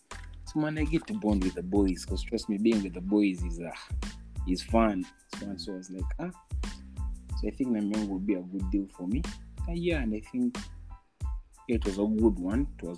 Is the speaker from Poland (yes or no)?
no; Ntungamo, Western Region, Uganda; Then I was in some school in Ntungamo. I come from Ntungamo.